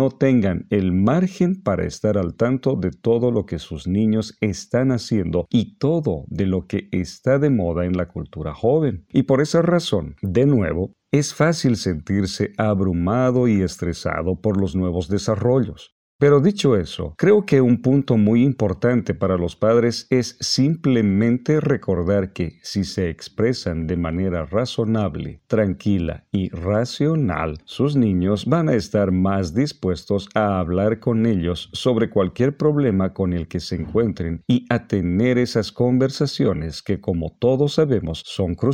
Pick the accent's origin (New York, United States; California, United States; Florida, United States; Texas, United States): Florida, United States; Orlando; Pues yo crecí en Orlando y siempre estuve muy interesado en ver series dramáticas de crimen, como CSI o La Ley y el Orden.